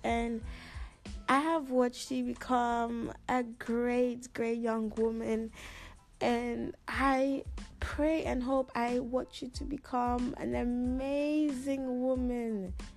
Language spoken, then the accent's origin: English; Ghana; moved away; also born or lived in Netherlands; I come from Ghana